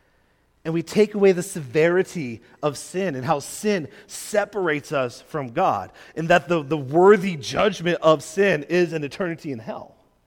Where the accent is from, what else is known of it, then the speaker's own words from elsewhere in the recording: Quebec, Canada; I grew up in Quebec as a missionary kid